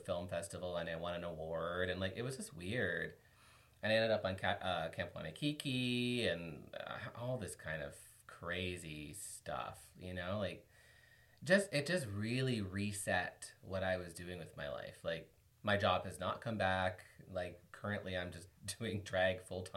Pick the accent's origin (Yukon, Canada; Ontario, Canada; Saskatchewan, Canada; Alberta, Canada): Ontario, Canada; Kingston; when I was growing up in Kingston, it was not what it was today